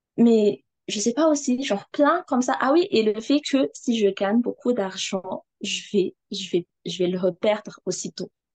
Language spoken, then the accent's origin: French; Madagascar; je suis malgache, euh, j'habite à Madagascar